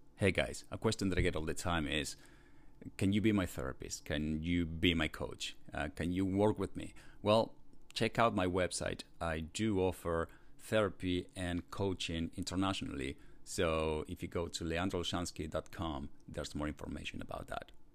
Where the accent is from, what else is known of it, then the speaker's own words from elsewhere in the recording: Argentina; also born or lived in Buenos Aires, Argentina; now in United States; I was born in Argentina, but, you know, from a Polish dad, and that's where the last name comes from. And now I live in the United States